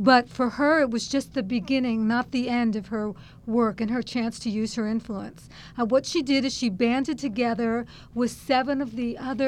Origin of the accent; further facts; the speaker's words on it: San Francisco, California, United States; San Francisco, which is my hometown